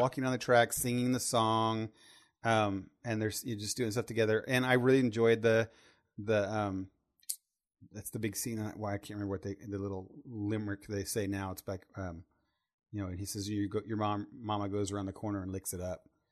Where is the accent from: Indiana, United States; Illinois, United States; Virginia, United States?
Indiana, United States; Terre Haute; I'm from Terre Haute, Indiana